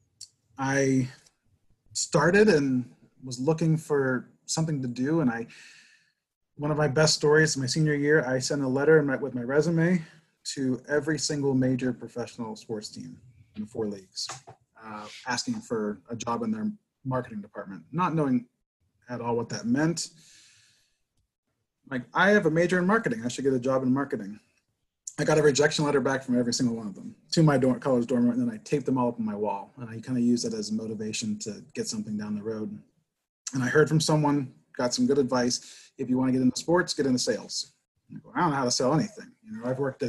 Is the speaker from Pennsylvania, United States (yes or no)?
yes; Pittsburgh, Pennsylvania, United States; I grew up in Pittsburgh.